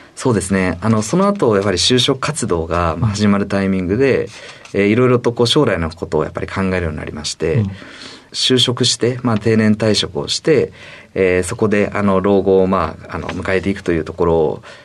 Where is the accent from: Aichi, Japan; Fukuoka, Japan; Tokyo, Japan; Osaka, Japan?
Tokyo, Japan; Higashimurayama; also born or lived in Hiroshima Prefecture; 生まれはあの広島県で生まれまして、はい、えー、もう本当に小さい時にあの東村山市という、東京の市内の方にですね、引っ越しまして、はい、そちらがまあ地元になります